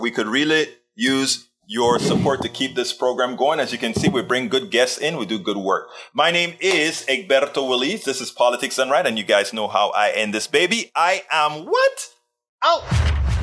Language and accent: English; Panama; I'm from Panama, I'm black, and I'm Caribbean, I'm Latino.